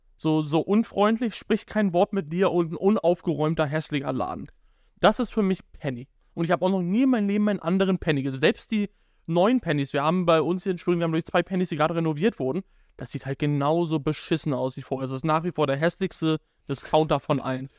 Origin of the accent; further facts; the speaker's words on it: Germany; now in Schwerin, Germany; aus Damberg, wo ich herkomme